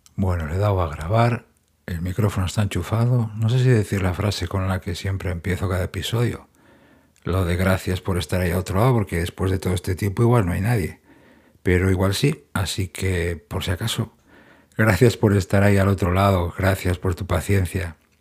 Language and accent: Spanish; Gijón, Asturias, Spain; now in Madrid, Spain; después de unos cuantos años viviendo en Gijón, en mi ciudad natal, pues he regresado a Madrid.